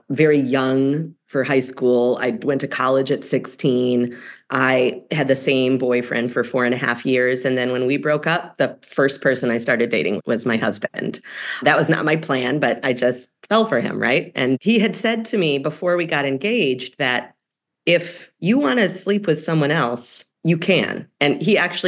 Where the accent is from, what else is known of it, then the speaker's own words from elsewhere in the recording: Evanston, Illinois, United States; moved away; My hometown paper in Evanston, Illinois